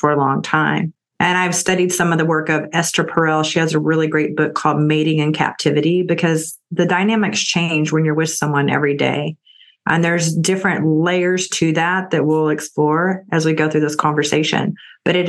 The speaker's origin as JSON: {"language": "English", "region": "Texas", "country": "United States", "also_born_or_lived": "California", "said": "I'm from Texas, and Austin is kind of like the California of Texas."}